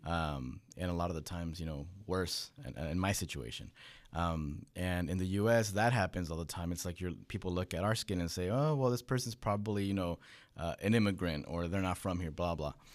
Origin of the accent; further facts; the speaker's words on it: California, United States; born in California, but I'm the first generation American